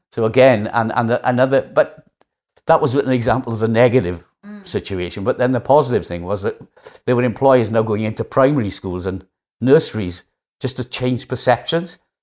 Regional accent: Wales, United Kingdom; accent: Welsh; How Welsh do I sound? Not that I'm not proud of being Welsh

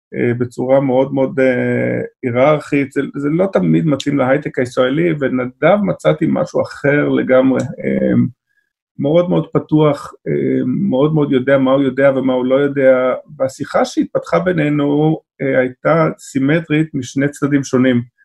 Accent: Israel; אנחנו כישראלים

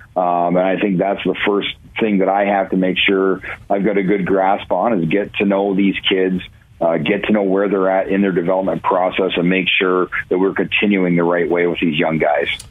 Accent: Ontario, Canada; now in Cleveland, United States; growing up in Ontario

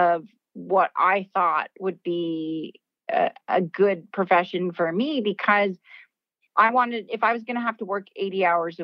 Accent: California, United States; I grew up in California

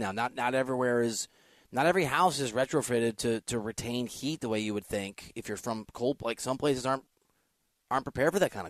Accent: Iowa, United States; now in California, United States; Joe, I grew up in Iowa.

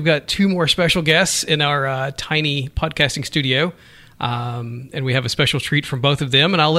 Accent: Kentucky, United States; You know, I'm from Kentucky and everyone says I have an accent

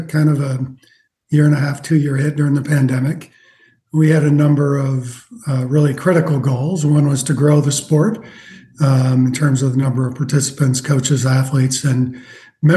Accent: South Dakota, United States; I grew up in South Dakota

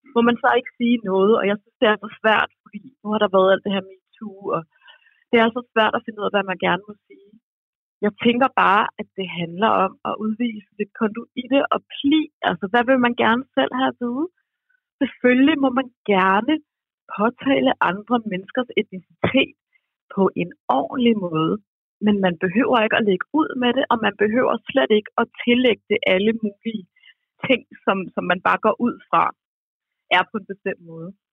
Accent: Roskilde, Zealand, Denmark; jeg er fra Roskilde

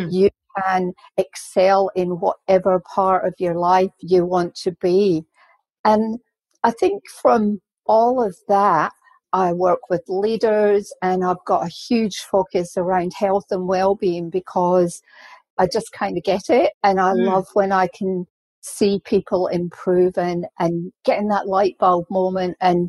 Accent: Scotland, United Kingdom; moved away; my career started off as a registered nurse back in Scotland because I'm Scottish

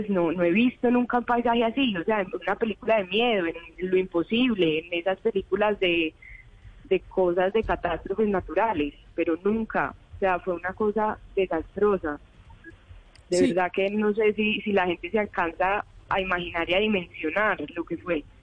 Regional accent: Medellín, Antioquia, Colombia; De Medellín.

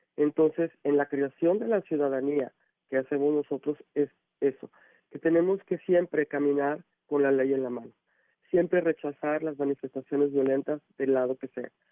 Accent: Mexico; Somos verdaderamente los mexicanos

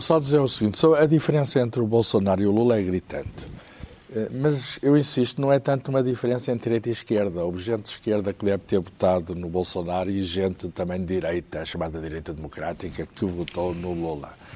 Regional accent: Portugal

